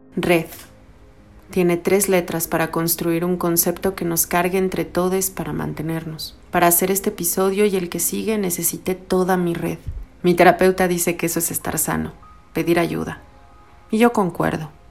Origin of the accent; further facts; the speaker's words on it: Mexico City, Mexico; crecí en la Ciudad de México durante los años 80 en el mero cruce de insurgentes y reforma